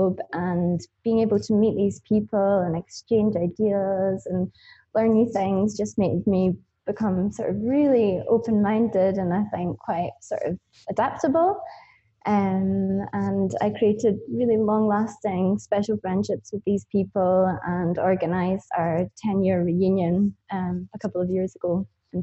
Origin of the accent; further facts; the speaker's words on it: Auchtertool, Scotland, United Kingdom; moved away as an adult; also born or lived in Newcastle; I grew up on a farm in a small sleepy village called Ochtertool